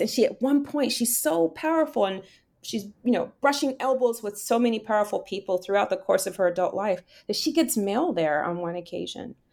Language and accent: English; Miami, Florida, United States; moved away; also born or lived in New York; the way in which I was raised in Miami, so, you know, have that Bahamian side